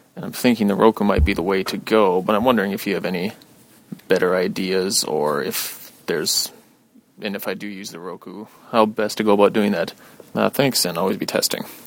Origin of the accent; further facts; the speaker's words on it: Fargo, North Dakota, United States; moved away; I'm originally from Far North Dakota